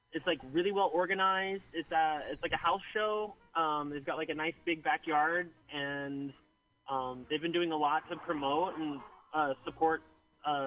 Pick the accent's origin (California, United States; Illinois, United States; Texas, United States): California, United States; Petaluma; I grew up in Sonoma County in Petaluma